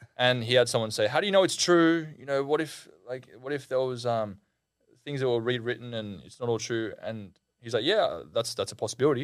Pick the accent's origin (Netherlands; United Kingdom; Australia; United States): Australia; I'm Australian